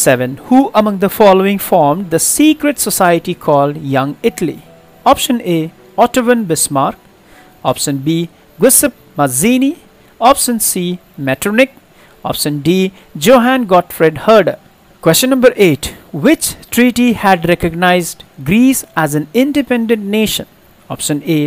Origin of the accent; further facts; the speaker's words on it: India; We just feel we are Indian